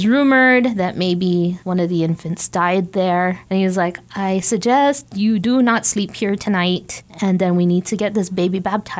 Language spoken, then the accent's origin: English; Northern Mariana Islands; I was born in Saipan. I'm Saipanese by birth.